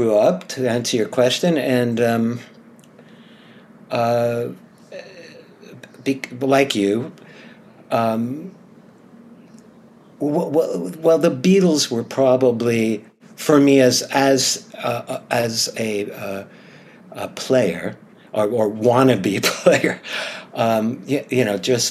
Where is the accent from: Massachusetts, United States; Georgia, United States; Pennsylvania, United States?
Massachusetts, United States; Eastham; I grew up in Eastham, Cape Cod, Massachusetts